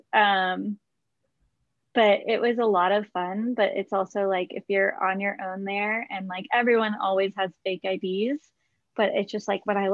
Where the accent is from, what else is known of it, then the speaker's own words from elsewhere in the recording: suburban Massachusetts, United States; now in Oakland, United States; I grew up in suburban Massachusetts